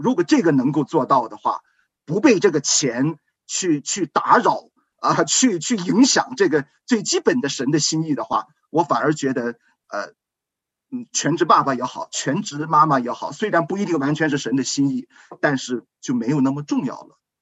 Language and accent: Chinese; China; 我们中国人